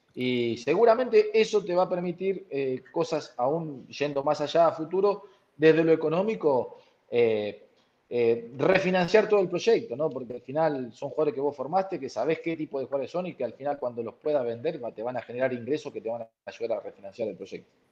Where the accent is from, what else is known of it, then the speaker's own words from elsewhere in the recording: Bragado, Buenos Aires Province, Argentina; moved away; Bragado, en mi pueblo, en mi ciudad, donde yo nací